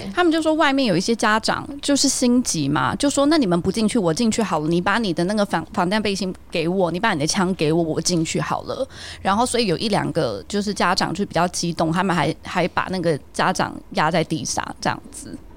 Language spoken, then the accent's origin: Chinese; Taiwan; moved away; also born or lived in Shanghai; 我就在台湾的一些，就是小时候的回忆